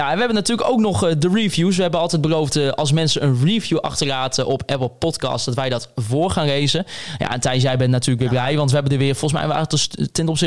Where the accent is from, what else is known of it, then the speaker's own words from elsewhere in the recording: Bedum, Groningen, Netherlands; Ik kom van oorsprong uit Bedum en bij, eh, ben bij de, eh, bij de VV Bedum groot geworden.